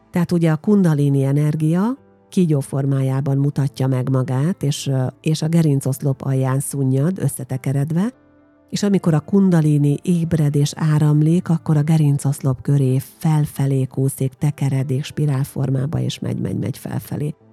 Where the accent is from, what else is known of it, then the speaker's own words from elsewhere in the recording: Győrszemere, Győr-Moson-Sopron, Hungary; ugye én egy falusi lány vagyok, Győr mellett Győr szemerén nevelkedtem